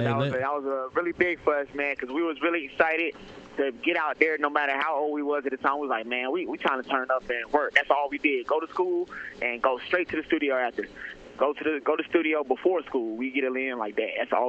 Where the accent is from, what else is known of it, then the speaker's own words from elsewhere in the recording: Raleigh, North Carolina, United States; I'm from Raleigh, North Carolina.